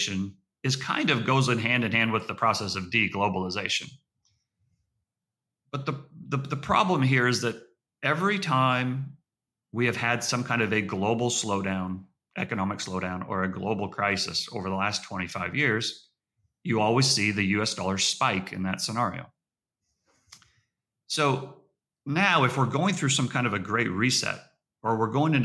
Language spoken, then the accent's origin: English; United States